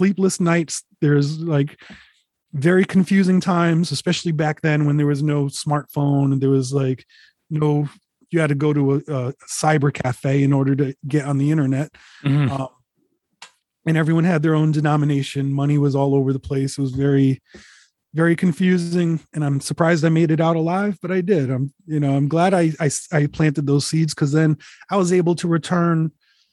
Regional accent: Rhode Island, United States; moved away as an adult; now in Connecticut, United States; I'm representing Rhode Island everywhere.

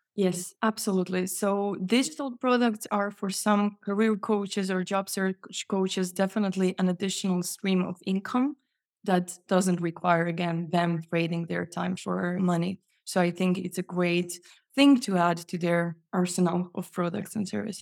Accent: Croatia; also born or lived in Poland; now in Sweden; Yes, that's Sweden. I moved from Poland, but I'm originally Croatian.

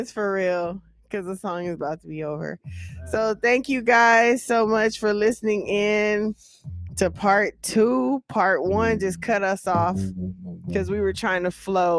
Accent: Union City, California, United States; I'm from the Bay. Union City, California

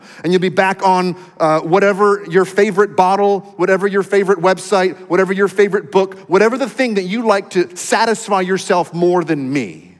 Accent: Texas, United States; I know I go to church once in a while because I'm a Texan and that's what we do.

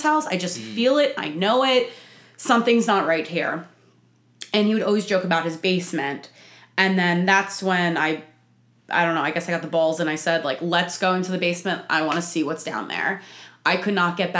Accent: New Jersey, United States; accent: Italian Jersey; moved away as an adult; now in Nashville, United States; So I am born and raised in Jersey. You can probably tell by my Italian Jersey accents.

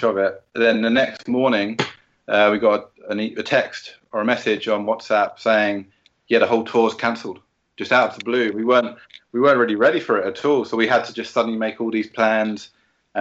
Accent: London, United Kingdom; we're both from South London

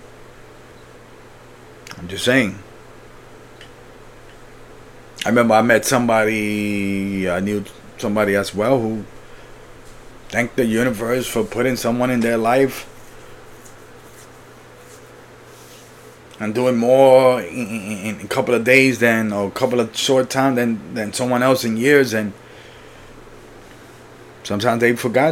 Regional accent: Puerto Rico; I was born in Puerto Rico, so for me, nature is like the beach

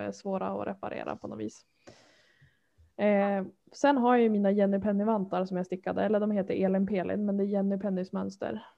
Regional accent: Härnösand, Västernorrland County, Sweden; now in Örnsköldsvik, Sweden; Jag är uppvuxen i Härnösand

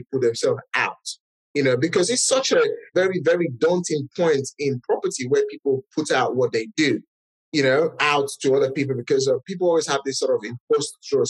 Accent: Nigeria; English is a second language; moved away as an adult; now in United Kingdom; I'm a Nigerian as well. English is not my first language. I immigrated to this country just about 17 years ago.

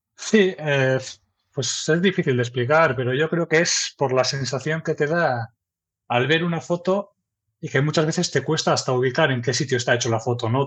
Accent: Erandio, Basque Country, Spain; also born or lived in Santurtzi; yo soy de Erandio, un pueblo que está aquí en Vizcaya. Nací allí y la verdad que desde entonces pues siempre he estado por aquí

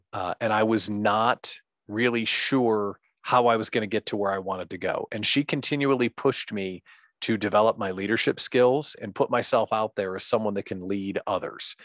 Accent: central Illinois, United States; moved away as an adult; now in Wisconsin, United States; grew up living in central Illinois

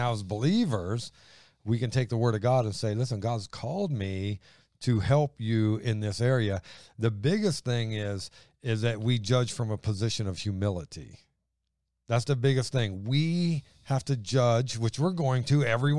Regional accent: Ohio, United States; Well, that's just the way it is. I'm from Ohio.

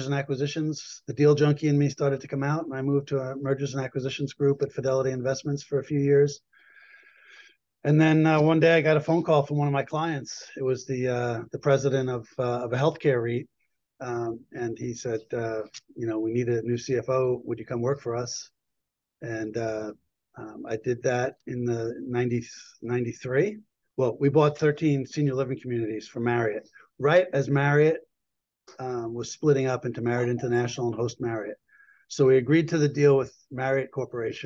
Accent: New York, United States; moved away as an adult; also born or lived in Boston; I'm originally a New Yorker

